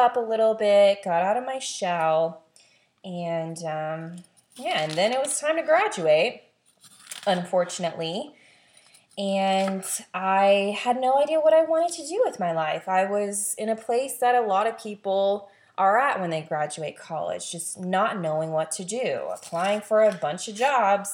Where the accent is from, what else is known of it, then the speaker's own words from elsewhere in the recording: the South, United States; I was born and raised in the South. I loved growing up in the South